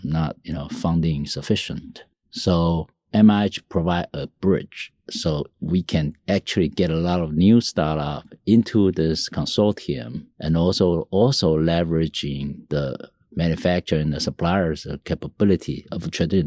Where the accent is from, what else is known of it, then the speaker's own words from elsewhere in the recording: Taiwan; also born or lived in Tainan, Taiwan; I, uh, was born in Taiwan. I was raised with, uh, Mandarin, Taiwanese, uh, Japanese, uh, you know, English environment.